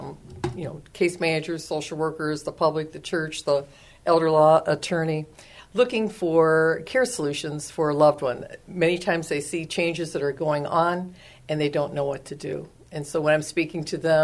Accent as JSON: {"language": "English", "town": "Chicago", "region": "Illinois", "country": "United States", "moved": "as an adult", "lives_now": "San Antonio, United States", "said": "I am from Chicago, Illinois, and moved to San Antonio, I think it's getting to be maybe 10 years ago. Or not 10, 20. 20 years ago."}